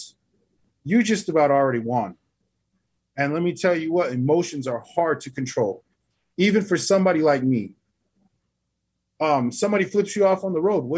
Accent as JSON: {"language": "English", "town": "Albuquerque", "region": "New Mexico", "country": "United States", "tie": "born or raised there", "moved": "yes", "lives_now": "Oklahoma City, United States", "said": "I was raised in the city. I wasn't raised around here in Oklahoma. I was raised in Albuquerque, New Mexico."}